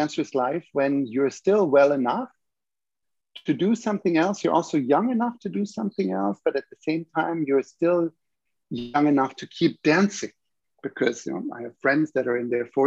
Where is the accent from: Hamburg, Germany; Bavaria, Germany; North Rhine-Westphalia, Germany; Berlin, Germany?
Bavaria, Germany; Munich; also born or lived in Vienna, Austria / Toronto, Canada / Vancouver, Canada / Calgary, Canada; now in Montreal, Canada; I come from Germany originally, from Munich, and then I trained in Vienna